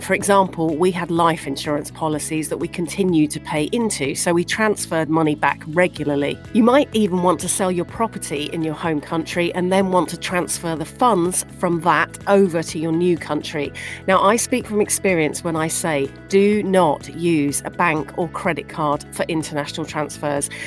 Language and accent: English; United Kingdom; moved away as an adult; also born or lived in Dubai / Canada; now in Chicago, United States; growing up in the UK. You can tell that by the accent.